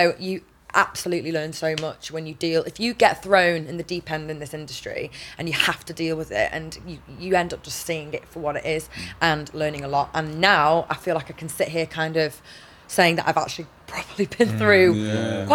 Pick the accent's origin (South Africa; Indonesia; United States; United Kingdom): United Kingdom; Manchester, North West England; I'm from England, from Manchester